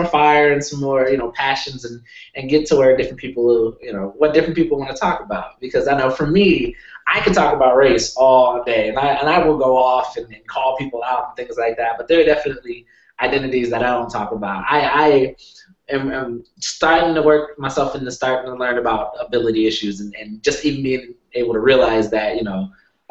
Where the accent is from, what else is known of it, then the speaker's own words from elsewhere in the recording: Sacramento, California, United States; also born or lived in San Francisco, California / Denver, Colorado; So I'm from California. I was born in San Francisco, and San Francisco is very diverse.